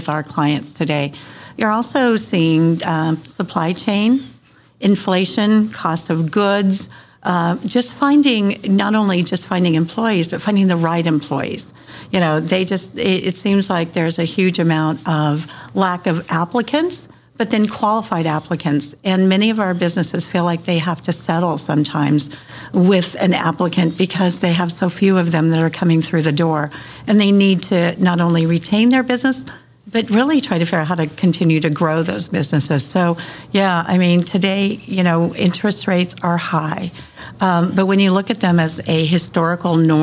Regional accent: Truth or Consequences, New Mexico, United States; moved away as an adult; also born or lived in Las Cruces, New Mexico / Reno, Nevada; now in Las Vegas, United States; I was actually born and raised in New Mexico in a little town called Truth or Consequences

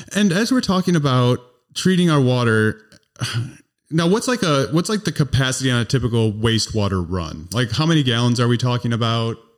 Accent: Northern Illinois, United States; also born or lived in Vermont; now in Wisconsin, United States; I was originally from Northern Illinois, but I moved to Wisconsin in, like, oh one

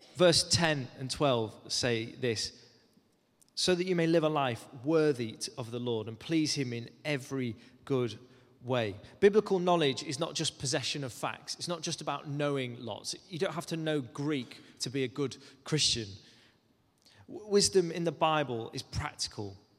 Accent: Cumbria, North West England, United Kingdom; moved away; I grew up in Cumbria, which is quite a way away from London.

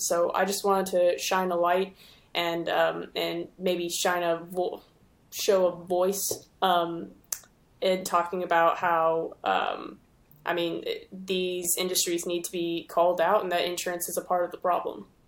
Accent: Houston, Texas, United States; also born or lived in Denton, Texas; I'm originally from Houston.

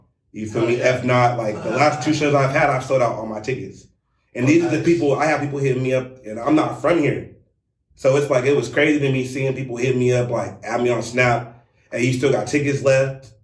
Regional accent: California, United States; now in Washington, United States; because I'm from Cali.

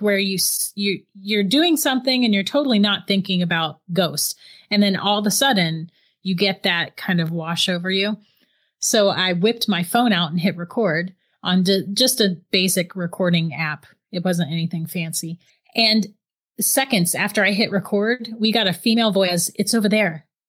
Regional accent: St. Augustine, Florida, United States; I'm actually from Saint Augustine, Florida

